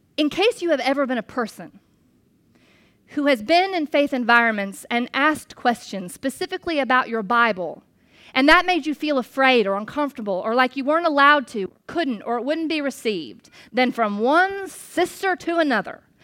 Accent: United States; as an American

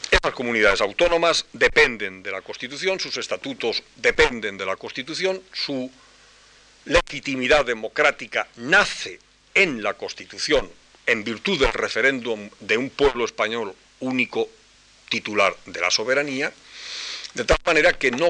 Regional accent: Spain; yo me siento español y me considero español

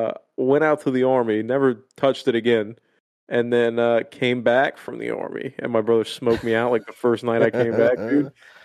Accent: Miami, Florida, United States; I'm just used to better shit. You know, I'm from Miami.

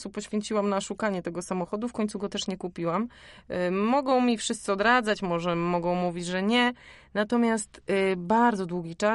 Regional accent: Warmian-Masurian Voivodeship, Poland; Ja jestem z Mazur, więc ja pływam od dziecka.

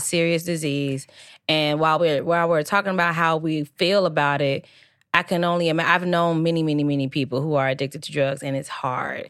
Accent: Midwest, United States; it's pop, by the way, it's not soda, like, we are from the Midwest, okay? We say pop around these streets

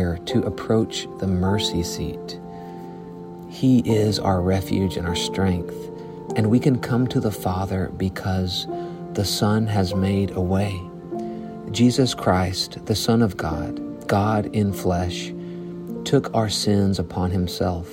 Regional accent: Arkansas, United States; I'm from Arkansas, so this is a new part of the country for me

